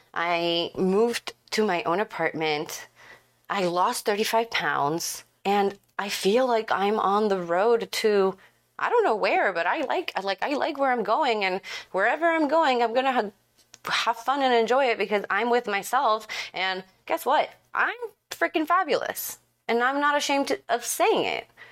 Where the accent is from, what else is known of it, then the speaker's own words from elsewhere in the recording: Ecuador; now in Dallas, United States; I'm from Ecuador and I live in Dallas